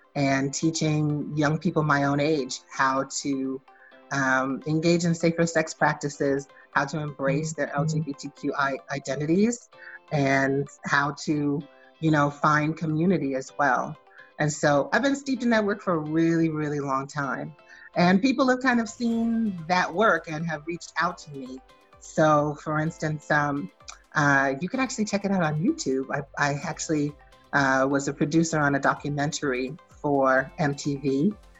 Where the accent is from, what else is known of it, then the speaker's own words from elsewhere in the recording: Boston, Massachusetts, United States; moved away; also born or lived in Annapolis, Maryland; I was raised in the foster care system. I hail from Boston, Massachusetts originally